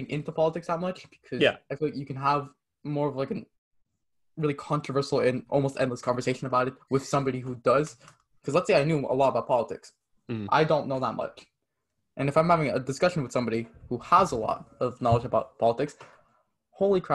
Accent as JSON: {"language": "English", "country": "Canada", "also_born_or_lived": "Quebec", "said": "I like being Canadian"}